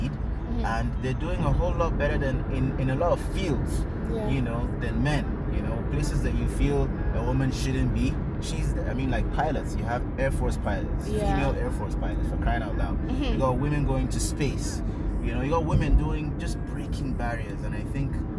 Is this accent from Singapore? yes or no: no; Kebbi State, Nigeria; I'm from Kebbi State.